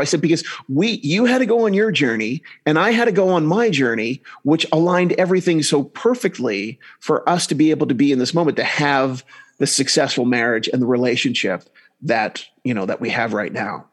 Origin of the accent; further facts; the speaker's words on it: New Jersey, United States; now in Salt Lake City, United States; I grew up in New Jersey, then I went up moving um, to Utah